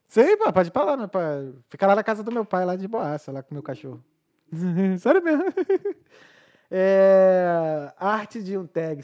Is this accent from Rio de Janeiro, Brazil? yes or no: yes; Rio de Janeiro, Brazil; accent: chiado; moved away as an adult; now in Dublin, Ireland